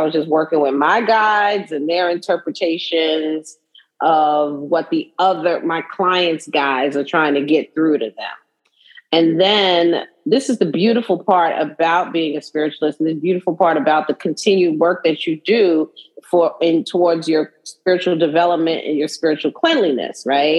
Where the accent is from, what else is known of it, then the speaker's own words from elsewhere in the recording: New York City, New York, United States; I'm from Brooklyn, right? So I consider myself, you know, a Brooklynite, but I'm also a New Yorker, right? You see how I say it? New Yorker